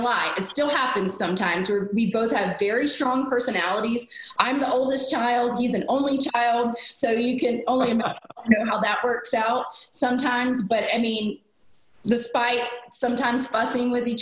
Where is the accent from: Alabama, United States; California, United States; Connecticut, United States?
Alabama, United States; small town in; I was raised in the South, a very traditional way